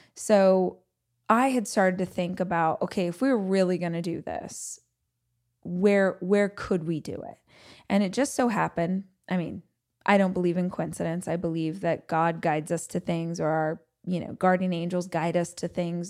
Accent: Bakersfield, California, United States; moved away; I was born and raised in Southern California. very specifically, I was raised in a place called Bakersfield

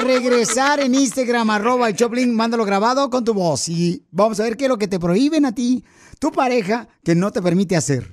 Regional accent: Ocotlán, Jalisco, Mexico; moved away; also born or lived in Guadalajara; soy de Guadalajara, Jalisco, de Cotlán, mi tierra natal, Ocotlán

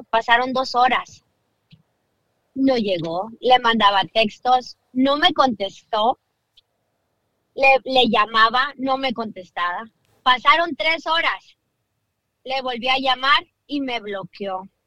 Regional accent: Downey, California, United States; Yo soy de Downey.

